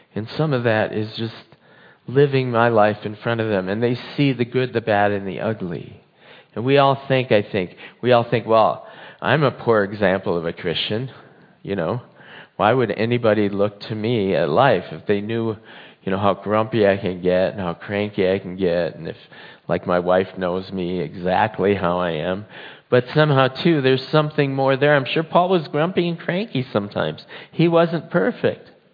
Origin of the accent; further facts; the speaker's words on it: United States; I believe in God, and I'm an American